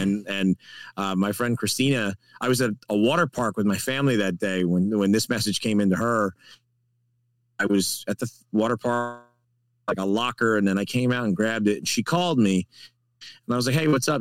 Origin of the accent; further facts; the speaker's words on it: New Jersey, United States; moved away as an adult; now in Florida, United States; I grew up in New Jersey.